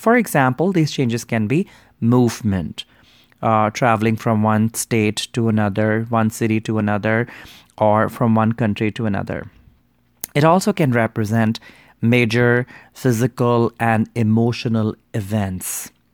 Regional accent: India; I grew up in Hindu Indian culture

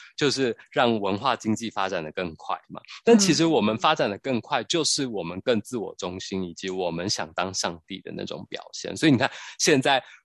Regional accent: Taiwan; 我们台湾人讲的台湾的国语

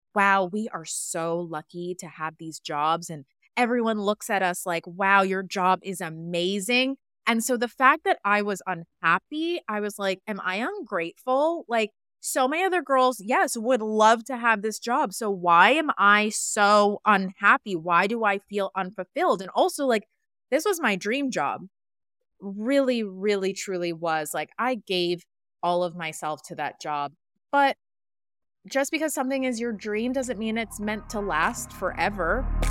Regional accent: Westchester, New York, United States; I grew up in Westchester and I'm an hour outside the city

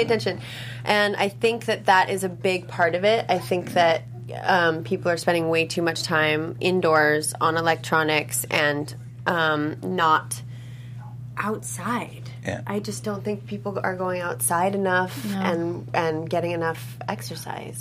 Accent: Los Angeles, California, United States; growing up in Los Angeles, um, it's a very health conscious place

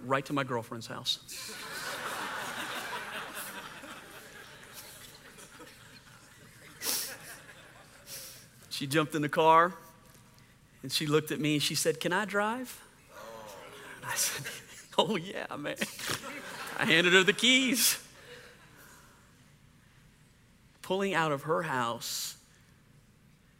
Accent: Louisiana, United States; I grew up in Louisiana.

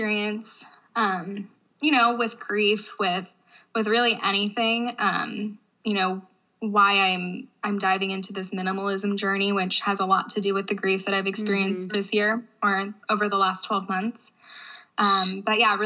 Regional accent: Youngstown, Ohio, United States; moved away as an adult; I am from Northeast Ohio, a small suburb of Youngstown, Ohio

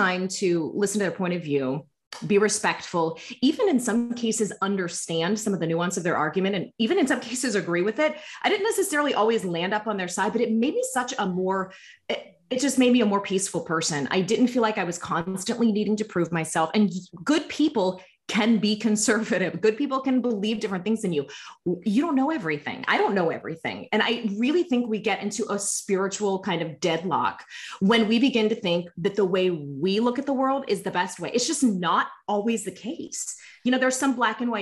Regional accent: Pittsburgh, Pennsylvania, United States; moved away; also born or lived in Florida; because I come from Pittsburgh, it was, at least when I was growing up, a lot of blue collar

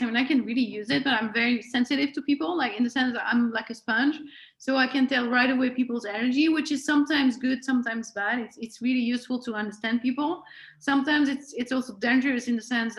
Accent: Switzerland; first language French; English is a second language; moved away as an adult; I'm from Switzerland

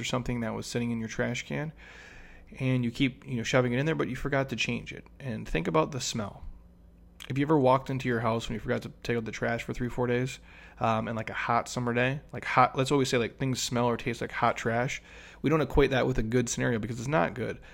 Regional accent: Minnesota, United States; I grew up in Minnesota

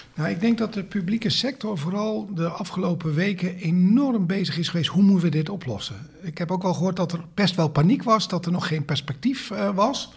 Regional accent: Netherlands; wij als Nederlanders

